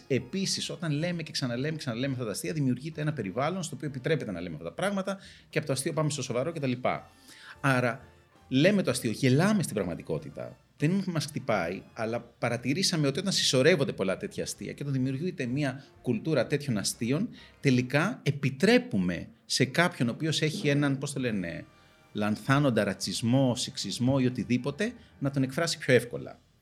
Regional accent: Greece; μεγαλώνοντας στην Ελλάδα

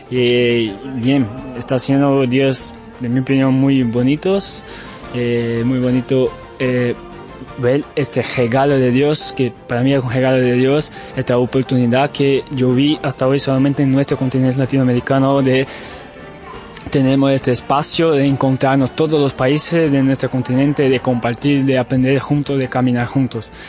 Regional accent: Brazil; Spanish is a second language; Hola amigos de Cuba, yo soy … de Brasil

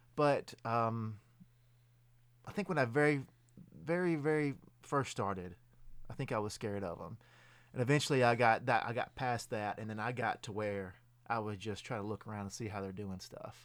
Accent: Lewisburg, Tennessee, United States; I'm originally from Lewisburg, Tennessee

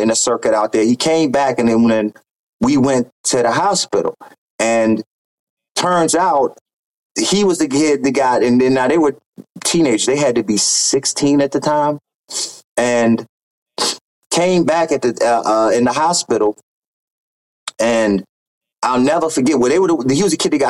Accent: Baltimore, Maryland, United States; I'm being from Baltimore, Maryland, you hear a lot, so it's gunfire

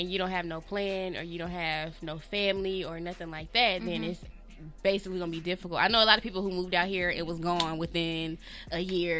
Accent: Atlanta, Georgia, United States; moved away as an adult; I'm from Atlanta.

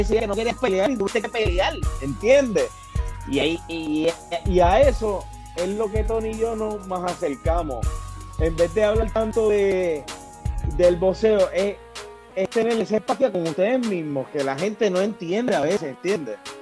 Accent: Puerto Rico; como puertorriqueños

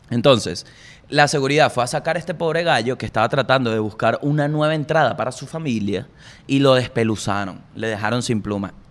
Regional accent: La Guaira, Venezuela; born there; Porque yo nací en La Guaira.

